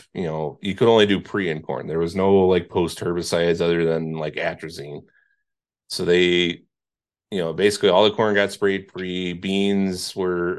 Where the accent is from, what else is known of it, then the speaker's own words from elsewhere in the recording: Indiana, United States; moved away; where I grew up in Indiana, so that side of the lake